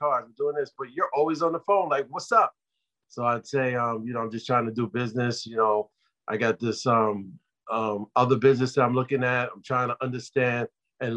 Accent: New York City, New York, United States; I'm a kid growing up in Brooklyn

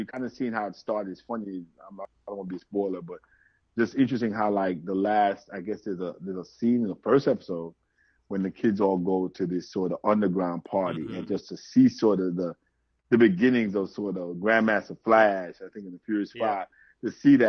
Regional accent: Jamaica; So he's also from Jamaican family, because I'm from Jamaica, so I met his Jamaican family. So of course, I love Jamaican culture.

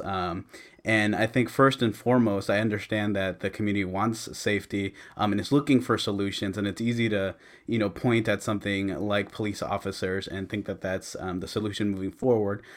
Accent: Antioch, California, United States; I grew up here in Antioch

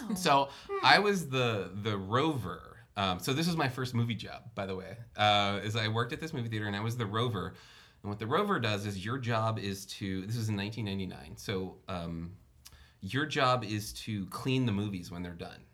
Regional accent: New Orleans, Louisiana, United States; I grew up in New Orleans

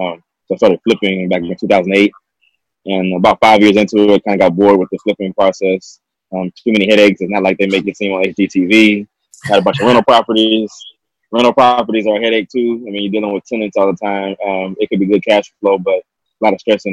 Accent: United States; also born or lived in Southeast Texas / Southeast Louisiana; Born and raised in Southeast Texas, Southeast Louisiana

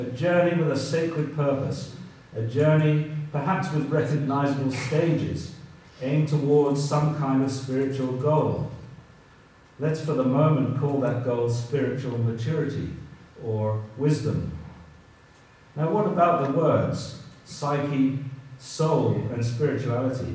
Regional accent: England, United Kingdom; I'm an English person and an Anglican

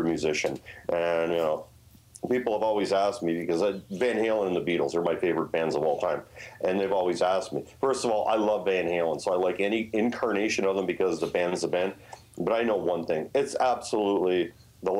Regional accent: Canada; as Canadians

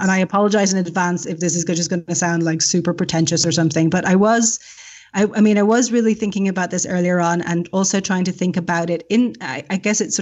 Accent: Ireland; moved away; I'm Irish

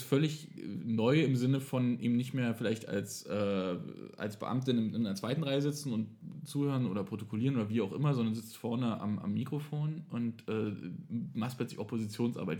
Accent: East Germany, Germany; ich komme zwar aus Ostdeutschland

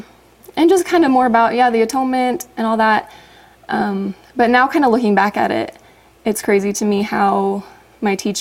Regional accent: Orem, Utah, United States; moved away; also born or lived in Logan, Utah; I grew up in Orem

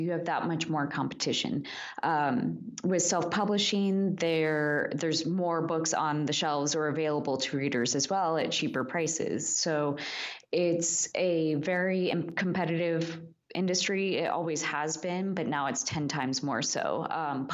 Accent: Midwest, United States; also born or lived in Kansas; I'm from the Midwest

